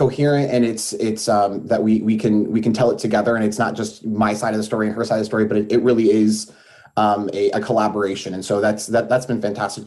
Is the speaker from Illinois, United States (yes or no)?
yes; Springfield, Illinois, United States; moved away as an adult; now in Champaign, United States; I'm actually originally from the Springfield area